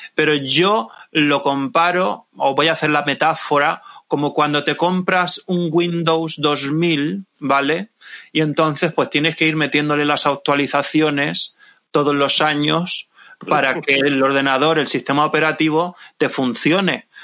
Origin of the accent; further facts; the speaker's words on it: Santa Pola, Valencian Community, Spain; desde mi pueblo, desde Santa Pola